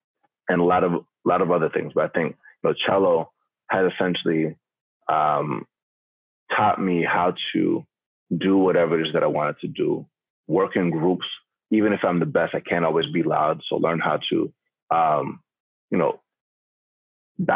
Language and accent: English; Atlanta, Georgia, United States; growing up in Atlanta, Georgia